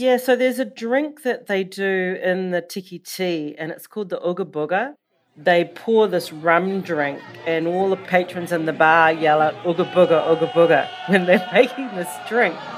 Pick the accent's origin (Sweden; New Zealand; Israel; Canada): New Zealand; moved away; also born or lived in Los Angeles; I was born in New Zealand, or Aotearoa, as we call it in the Maori language